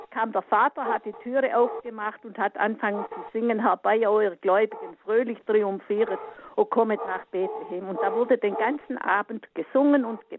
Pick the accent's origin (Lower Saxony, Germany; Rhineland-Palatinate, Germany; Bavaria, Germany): Bavaria, Germany; Allgäu; aus dem Allgäu. Ich bin als Kind auf dem Bauernhof aufgewachsen